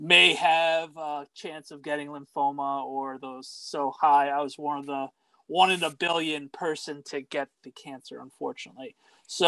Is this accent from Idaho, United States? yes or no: no; New York, United States; born and raised in New York